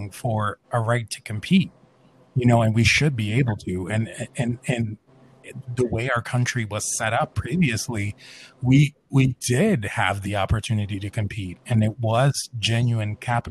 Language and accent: English; United States